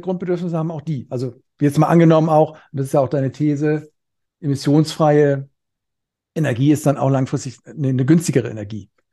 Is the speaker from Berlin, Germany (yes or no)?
no; Cologne, North Rhine-Westphalia, Germany; ich komme hier aus Köln